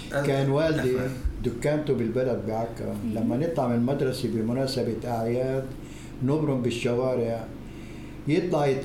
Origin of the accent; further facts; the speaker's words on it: Acre, Palestine; بالنسبة أنا ابن عكا كان كم عائلة من اليهود لأن عكا